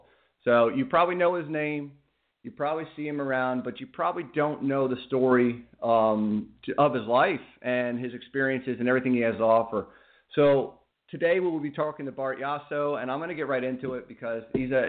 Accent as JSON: {"language": "English", "town": "Reading", "region": "Pennsylvania", "country": "United States", "said": "You know, I'm actually from Reading, and I know you're up in the Bethlehem area, so we're not that far apart."}